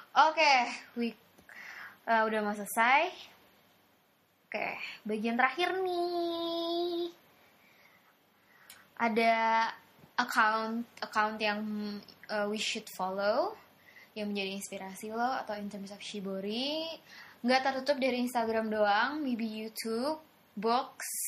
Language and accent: Indonesian; Indonesia; Gue anak Indo tau di sana.